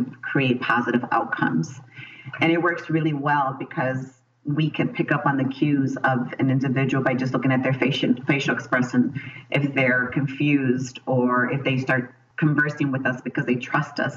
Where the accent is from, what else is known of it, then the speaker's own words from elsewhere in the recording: Chicago, Illinois, United States; I was born and raised in Chicago